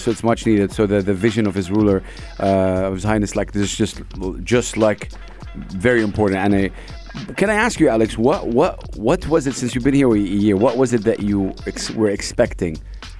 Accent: Saudi Arabia; now in United Arab Emirates; I'm from Saudi Arabia.

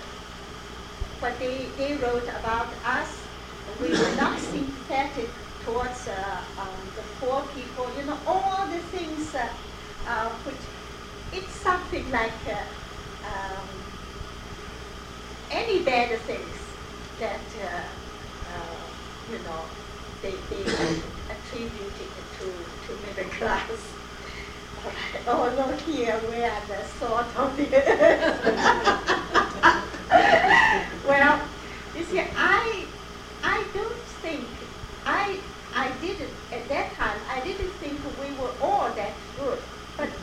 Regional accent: Shanghai, China; English is a second language; moved away as an adult; also born or lived in Beijing; now in United States; I came from Shanghai, and Shanghai a very westernized and modern community

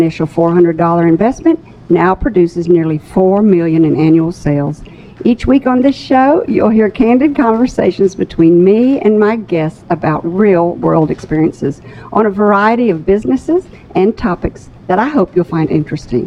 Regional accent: North Little Rock, Arkansas, United States; It was good to grow up in North Little Rock.

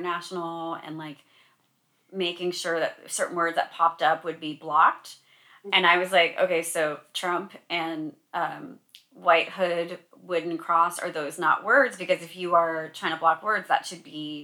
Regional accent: Sacramento, California, United States; I'm from Sacramento. That's my hometown

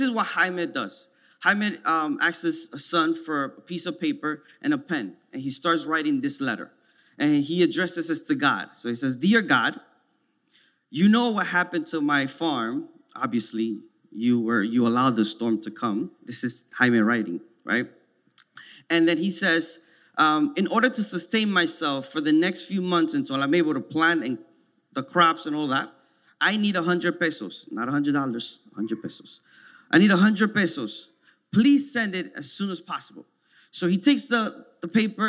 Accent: New York City, New York, United States; I grew up in Washington Heights

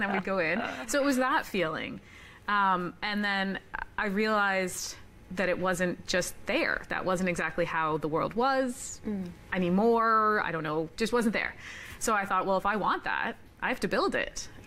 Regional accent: Waterloo, Ontario, Canada; moved away as an adult; I grew up in Waterloo

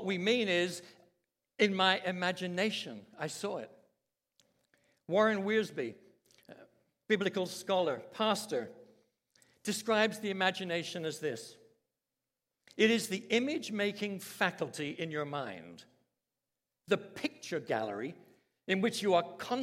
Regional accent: London, United Kingdom; I was brought up in London, England, in a Christian family, very strict

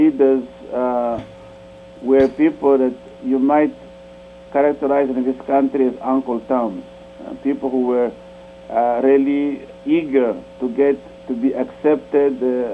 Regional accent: DR Congo

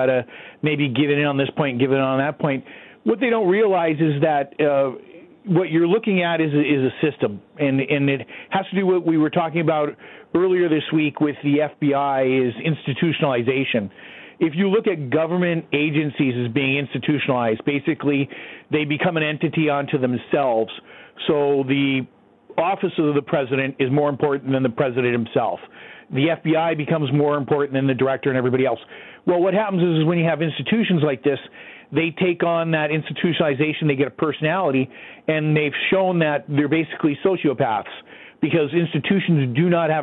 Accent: United States; now in Canada; here in Canada, being an American and also a gun writer in Canada

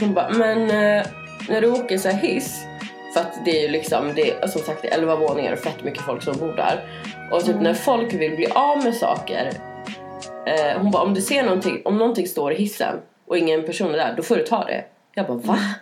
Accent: Norrland, Sweden; now in Stockholm, Sweden; jag kommer från Norrland

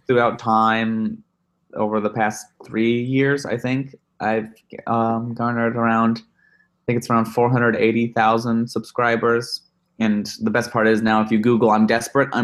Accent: Chicago, Illinois, United States; now in Los Angeles, United States; I'm from Chicago land area, and I went to school in Chicago

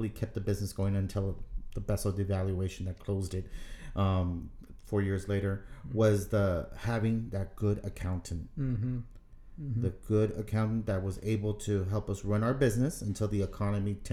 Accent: South Texas, United States; Growing up in South Texas, my mom, she decided to open a little store

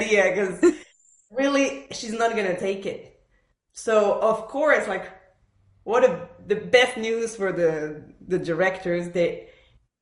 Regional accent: Montreal, Quebec, Canada; English is a second language; moved away as an adult; also born or lived in Buenos Aires, Argentina / Philadelphia, United States; now in Nashville, United States; move basically from Buenos Aires. I was born there in Argentina. To Montreal. So I was raised in Montreal

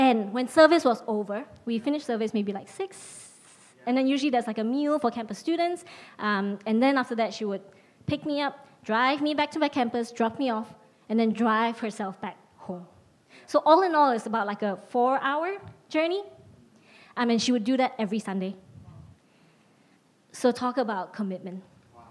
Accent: Penang, Malaysia; moved away as an adult; also born or lived in Nilai, Malaysia / United States; now in London, United Kingdom; I was moving from Penang to Nilai, and a high school friend of mine from my hometown

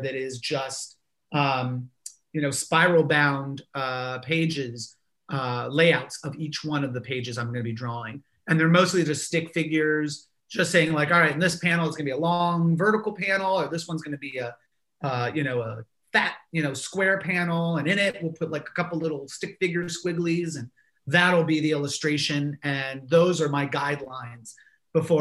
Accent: Gainesville, Florida, United States; now in Savannah, United States; my hometown is completely different, even within the time that I grew up there. Like when I was in Gainesville growing up in the 90s and the early 2000s

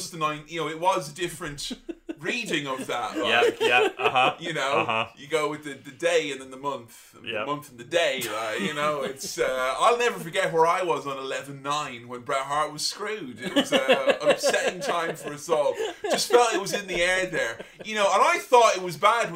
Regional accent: England, United Kingdom; growing up in England

